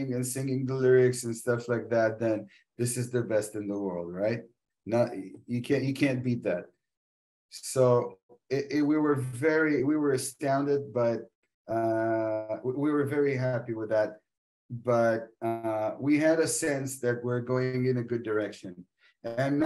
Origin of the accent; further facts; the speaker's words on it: Israel; we're from Israel